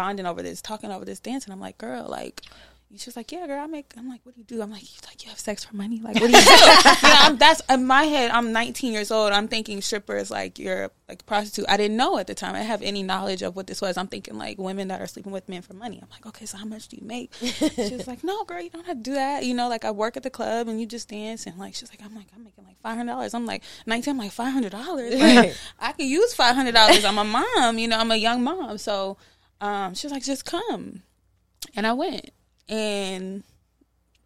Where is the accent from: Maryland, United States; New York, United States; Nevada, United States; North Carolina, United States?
North Carolina, United States; Charlotte; also born or lived in Iowa; I was raised in North Carolina